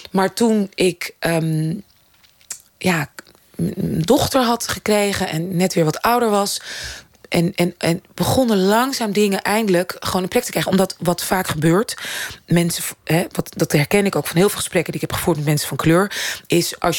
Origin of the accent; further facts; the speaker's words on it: Netherlands; als Nederlandse vrouw... die al inderdaad in de media ook af en toe werkzaam is... en theater maakt